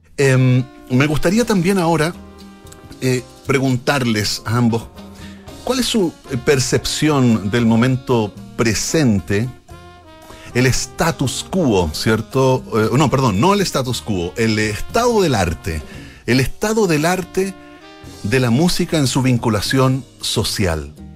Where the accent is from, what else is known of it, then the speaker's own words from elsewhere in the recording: Chile; la forma de hablar que tenemos los chilenos